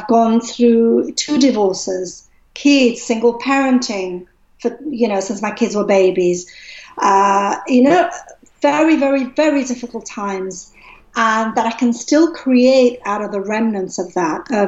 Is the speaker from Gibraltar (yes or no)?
yes; Gibraltar; moved away; I'm originally from Gibraltar